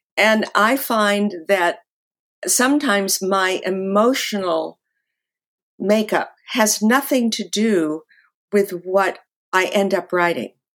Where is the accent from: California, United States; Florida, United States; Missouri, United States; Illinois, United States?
California, United States; Los Angeles; moved away as an adult; also born or lived in New York; I grew up actually in the Hollywood Hills